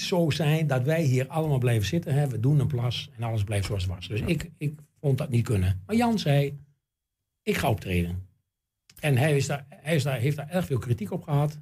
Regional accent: Enschede, Overijssel, Netherlands; ik ben natuurlijk geboren in NSG en getogen in Enschede.

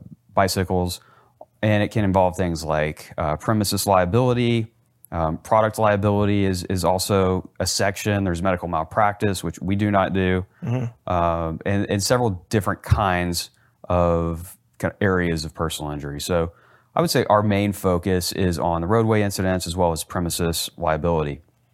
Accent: Plano, Texas, United States; also born or lived in Lubbock, Texas; so I was born in Lubbock, Texas. That's West Texas for anybody out there who doesn't know where that is. And we moved to Plano when I was about 3 years old. And okay. So I grew up in the Dallas-Fort Worth area.

